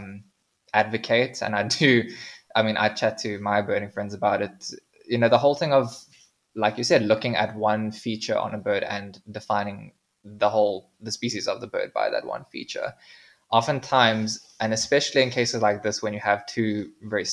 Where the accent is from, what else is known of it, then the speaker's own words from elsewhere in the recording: South Africa; we as South African birders